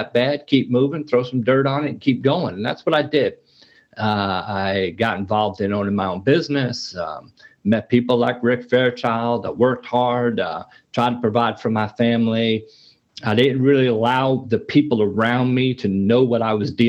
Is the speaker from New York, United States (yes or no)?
yes; New York City, New York, United States; I grew up in New York City in the Bronx, fairly tough neighborhood